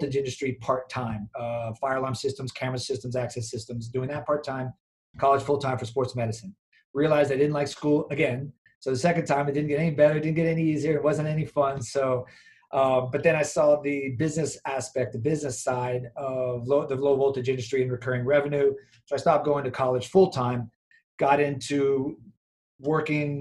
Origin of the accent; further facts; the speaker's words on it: Miami, Florida, United States; I'm from Miami. So I came back to Miami when I got out